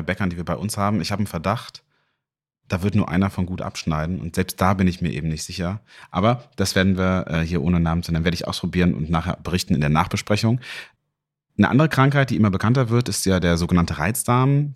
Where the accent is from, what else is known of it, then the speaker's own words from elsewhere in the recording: North Rhine-Westphalia, Germany; in meiner Heimat NRW